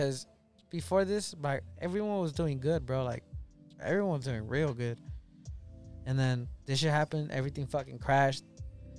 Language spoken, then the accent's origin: English; Los Angeles, California, United States; I grew up in South Central.